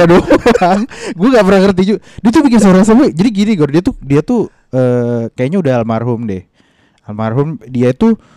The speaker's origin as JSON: {"language": "Indonesian", "town": "Rawamangun", "region": "Jakarta", "country": "Indonesia", "said": "Kampung gue tuh di Rawamangun, Gor."}